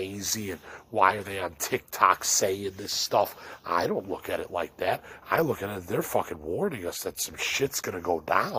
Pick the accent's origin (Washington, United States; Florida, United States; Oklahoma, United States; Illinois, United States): Illinois, United States; Elmhurst; I'm from the Midwest, and I'm from Elmhurst